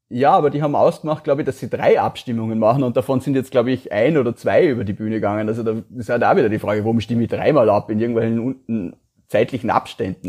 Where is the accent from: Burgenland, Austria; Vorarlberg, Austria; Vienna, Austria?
Vorarlberg, Austria; Feldkirch; Ich bin ja Vorarlberger